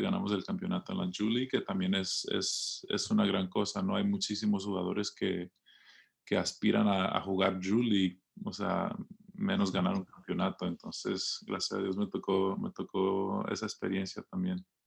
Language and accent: Spanish; Los Angeles, California, United States; creciendo en Los Ángeles